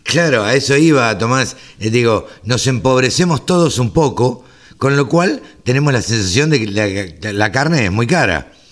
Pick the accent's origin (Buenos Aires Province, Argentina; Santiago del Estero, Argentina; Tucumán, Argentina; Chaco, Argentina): Buenos Aires Province, Argentina; Maipú; born or raised there